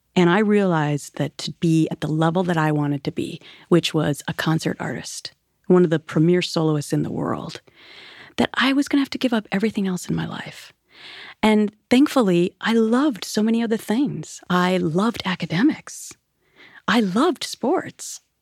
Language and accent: English; Minnesota, United States; moved away; I grew up on the Mississippi River in Minnesota.